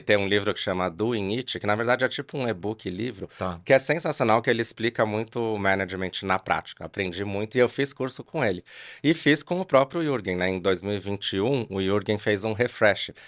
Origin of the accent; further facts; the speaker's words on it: São Paulo, Brazil; now in Campinas, Brazil; eu moro em Campinas aqui já há muito tempo, mas eu sou de São Paulo